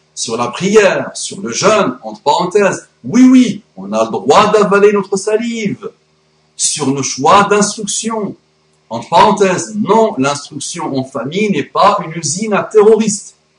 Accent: France; mon pays, mon beau pays, la France

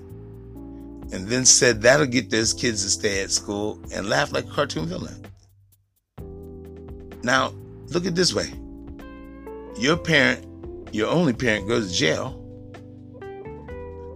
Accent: United States; we're foundational black Americans

